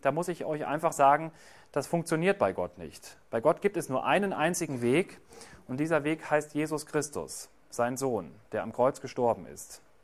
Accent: Germany; bei uns in Deutschland

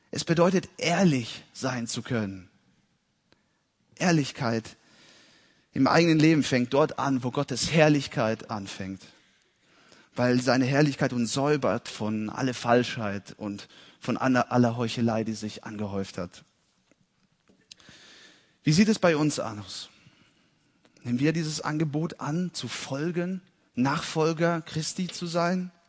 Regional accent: Italy; Ich bin in Italien geboren und aufgewachsen. Und meine Eltern waren Missionare dort.

